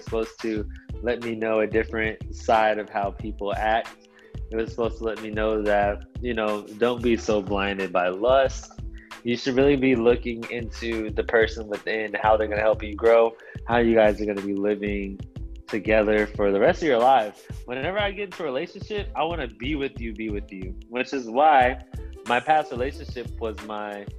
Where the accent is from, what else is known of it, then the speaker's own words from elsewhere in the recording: Austin, Texas, United States; accent: Austin accent; also born or lived in Baton Rouge, Louisiana; I moved to Austin whenever I was 5 years old. So, and I'm 23 now, and I still live in Austin. So, I have adapted to the Austin lingo, the Austin accent